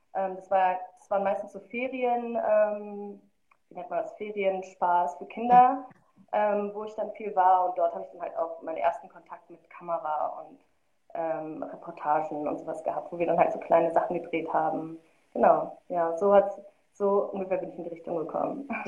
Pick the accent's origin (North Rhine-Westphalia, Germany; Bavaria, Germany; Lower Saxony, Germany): North Rhine-Westphalia, Germany; Marl; also born or lived in Rüdinghausen (birthplace); und dann bin ich in Mahl aufgewachsen. Ich glaube, das sagt nicht vielen was, aber da wird der Grimme-Preis verliehen